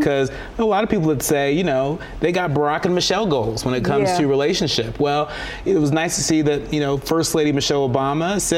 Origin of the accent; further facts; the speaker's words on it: California, United States; I'm from California